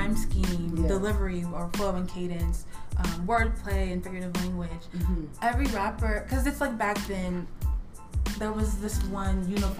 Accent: Kentucky, United States; I'm here from Kentucky

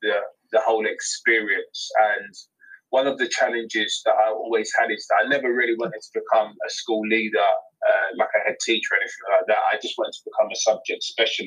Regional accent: London, United Kingdom; accent: London; my London accent

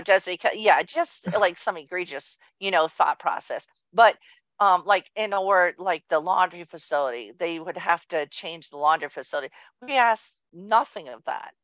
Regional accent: Southern California, United States; also born or lived in Orange, California / Mission Viejo, California; born and raised in Southern California in a small town and Orange and then moved to Mission Viejo

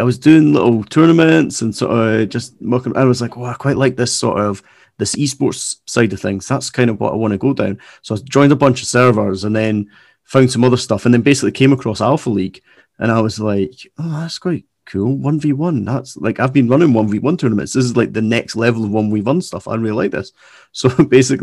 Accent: Scotland, United Kingdom

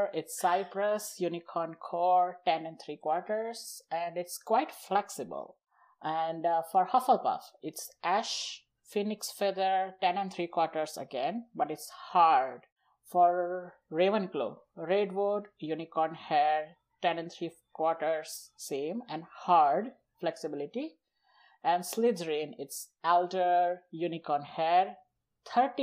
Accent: India; first language Gujarati; English is a second language; moved away as an adult; now in Canada; I'm from India, currently living in Canada

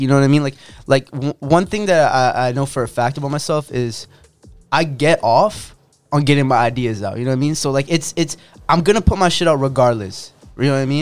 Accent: Coquitlam, British Columbia, Canada; I'm from Coquitlam

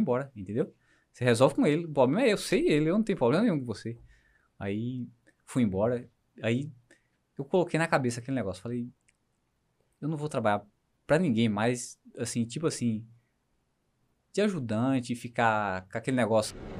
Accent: interior of Bahia, Brazil; moved away; eu sou da Bahia, lá do interior da Bahia

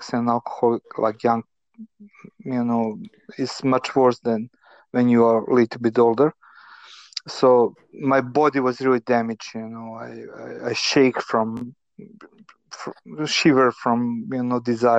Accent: Novi Sad, Vojvodina, Serbia; I grew up in Novi Sad in the communist family

